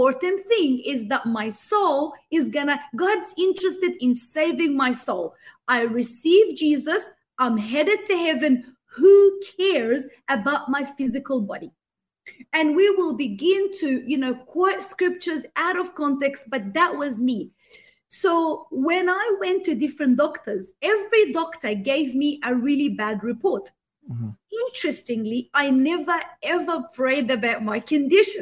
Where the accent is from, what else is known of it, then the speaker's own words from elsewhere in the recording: Australia; I grew up in the Western world. So I had migrated to Australia